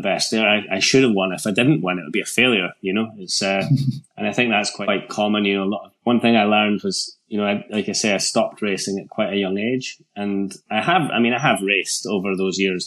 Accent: Scotland, United Kingdom; as a Scottish mountain biker at that time.

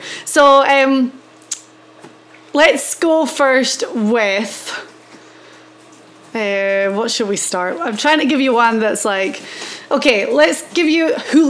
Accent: the north of Scotland in the Highlands, United Kingdom; accent: Highland Scottish (north of Scotland); we're in Scotland this week, you know, back-to-back weeks in Scotland and me being Scottish

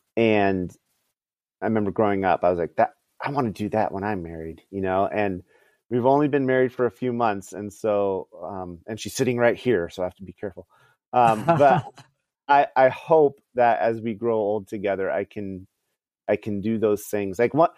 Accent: California, United States; born there; They lived in California. I was born in the Bay Area.

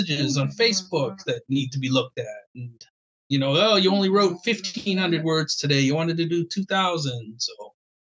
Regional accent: Boston, Massachusetts, United States; I grew up in Boston, you know that, blue collar family

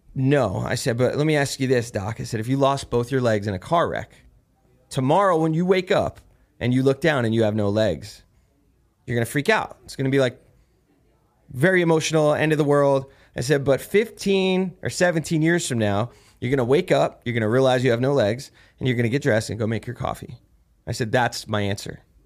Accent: New Jersey, United States; I'm from Jersey, where weird New Jersey's a big thing out there

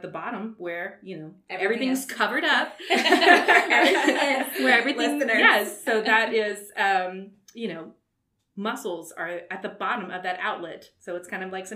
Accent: Walker, Louisiana, United States; also born or lived in Baton Rouge, Louisiana / Mobile, Alabama; lived in Walker, grew up in Walker, Louisiana

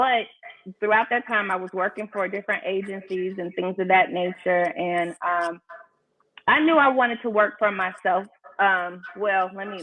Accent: Chicago, Illinois, United States; now in Atlanta, United States; I'm from Chicago

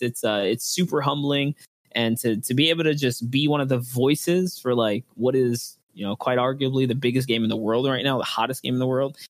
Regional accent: New York City, New York, United States; I'm from the Bronx, New York

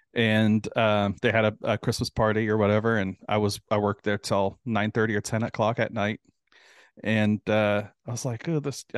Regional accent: California, United States; now in Houston, United States; I'm originally from California, from Southern California.

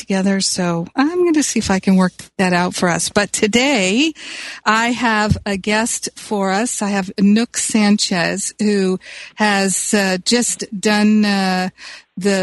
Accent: Los Angeles, California, United States; Los Angeles, my hometown

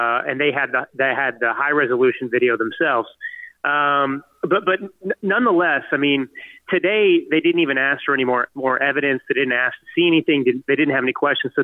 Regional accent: United States; us freedom-loving Americans

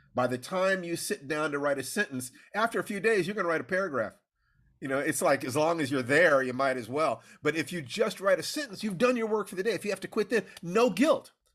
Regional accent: Los Angeles, California, United States; I was born in Los Angeles

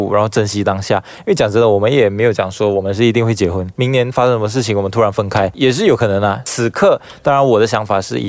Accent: Malaysia; 我是马来人嘛，所以就是在马来人里面结婚本来就是一个正常做的东西。

